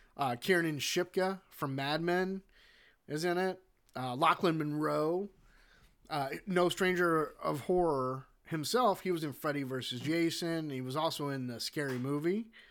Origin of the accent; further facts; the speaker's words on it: United States; I'm an American